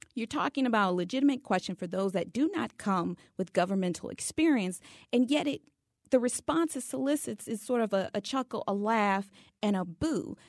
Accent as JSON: {"language": "English", "region": "Louisiana", "country": "United States", "said": "I'm from the state of Louisiana"}